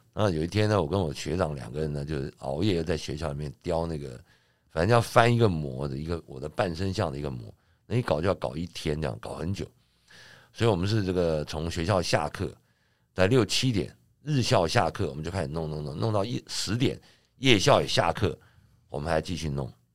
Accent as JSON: {"language": "Chinese", "country": "Taiwan", "tie": "born or raised there", "said": "我家小的时候，我们是眷村的最， 眷村的一排一排"}